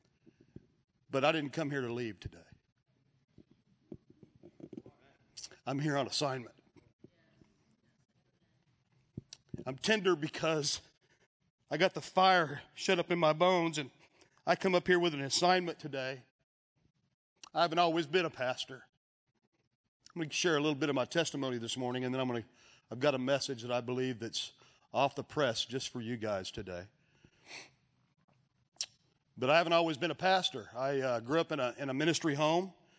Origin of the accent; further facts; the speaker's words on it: Texas, United States; I'm from Texas